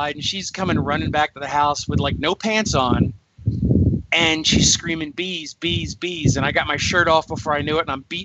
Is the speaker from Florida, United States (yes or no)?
no; New Jersey, United States; now in Atlanta, United States; I'm originally from New Jersey